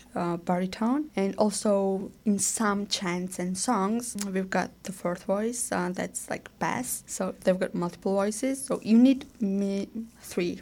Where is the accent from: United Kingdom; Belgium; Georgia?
Georgia; Samegrelo-Zemo Svaneti; English is a second language; now in Canada; I'm from Swanity